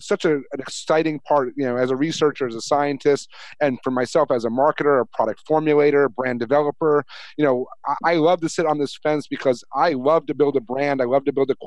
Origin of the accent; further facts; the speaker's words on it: New York, United States; Me being a New Yorker